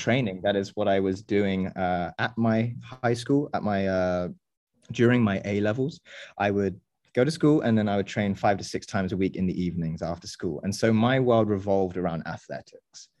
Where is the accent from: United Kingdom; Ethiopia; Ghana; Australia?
United Kingdom; England; also born or lived in France / United States / Indonesia; now in Berlin, Germany; I was born and raised in England